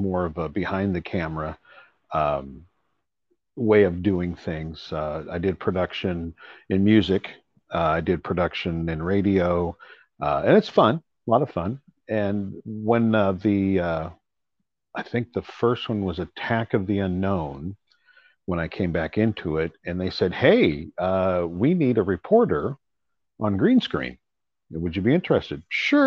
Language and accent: English; Seattle, Washington, United States; moved away as an adult; I was born and raised in Seattle